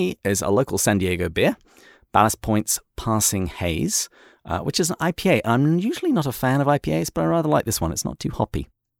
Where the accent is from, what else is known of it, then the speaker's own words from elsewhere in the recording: England, United Kingdom; And even though I'm English, I agree with him entirely.